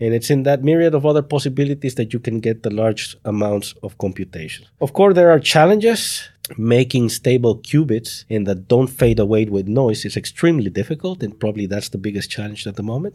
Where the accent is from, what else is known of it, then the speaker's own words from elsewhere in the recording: El Salvador; moved away as an adult; now in Netherlands; I come from El Salvador and now living in the Netherlands.